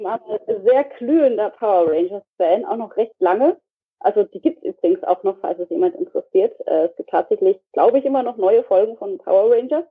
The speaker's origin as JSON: {"language": "German", "area": "Heidelberg region", "region": "Baden-Württemberg", "country": "Germany", "said": "ich komme hier aus der Re Region von Heidelberg, also das, was ich auch bei Twitter bei mir eigentlich immer steht. Mhm. Also da komme ich auch her"}